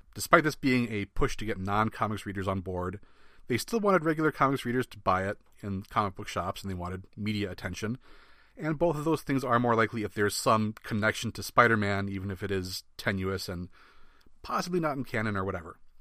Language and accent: English; Midwest, United States; I'm from the Midwest